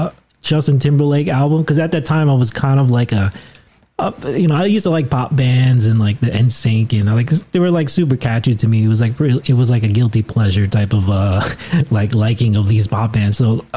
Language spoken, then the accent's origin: English; Philippines; and then Chad, which was a Filipino, and I was like, and I'm Filipino, so I was like, man, if he can do it, I think I can do it too.